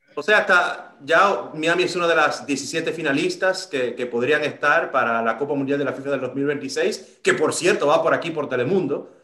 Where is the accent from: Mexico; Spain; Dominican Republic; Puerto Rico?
Dominican Republic; yo soy de República Dominicana